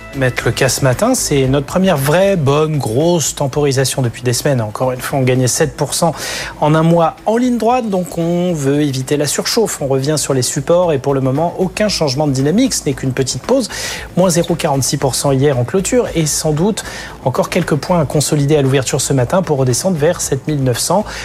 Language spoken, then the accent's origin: French; France; chez nous en France